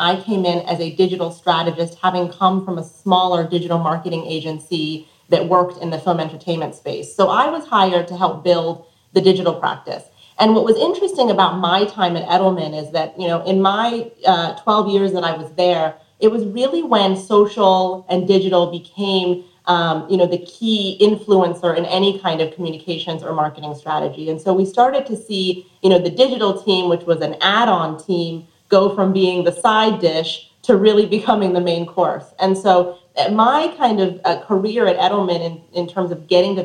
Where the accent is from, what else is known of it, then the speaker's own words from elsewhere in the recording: Colorado, United States; moved away; also born or lived in New Mexico; I was born in New Mexico and raised in Colorado